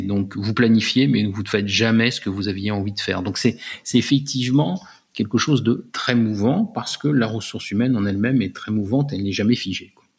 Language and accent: French; France; J'étais le seul Français dans l'équipe de direction